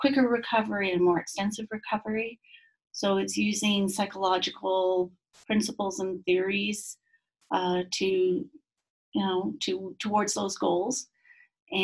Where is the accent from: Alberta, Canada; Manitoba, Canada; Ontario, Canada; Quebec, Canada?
Quebec, Canada; moved away as an adult; now in Utah, United States; I come from Quebec, Canada, and I guess an interesting, thing about me is that I was raised 5 months of the year in the bush in northern Quebec.